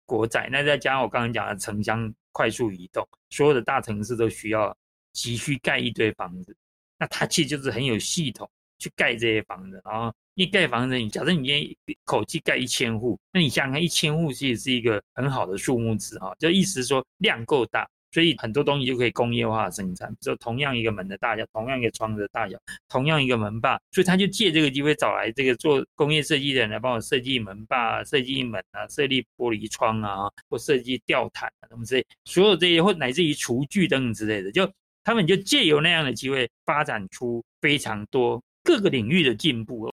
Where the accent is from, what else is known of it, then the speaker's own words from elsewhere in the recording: Taiwan; 我们台湾人